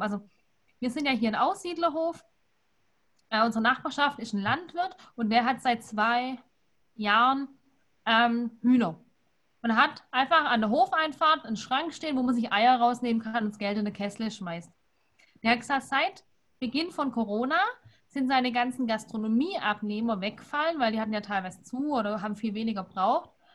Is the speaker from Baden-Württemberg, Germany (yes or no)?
yes; Swabia, Baden-Württemberg, Germany; lege ich als Schwabe